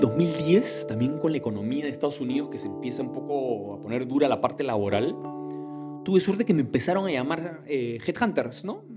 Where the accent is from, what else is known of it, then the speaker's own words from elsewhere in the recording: Callao, Peru; Nací en el Callao, en Perú